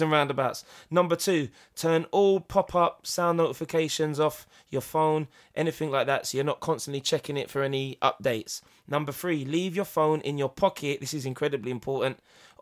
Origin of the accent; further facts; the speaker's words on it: England, United Kingdom; I am English